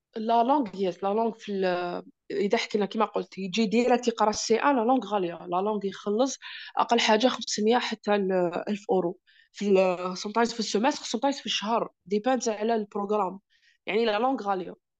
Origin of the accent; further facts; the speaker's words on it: Algeria; moved away as an adult; also born or lived in Russia; now in Germany; عندنا في الجزائر